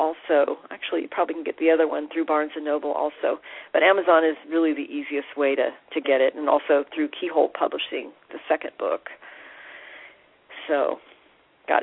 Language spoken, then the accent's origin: English; Bay Area, California, United States; now in North Carolina, United States; I'm from Southern California, actually. Well, originally the Bay Area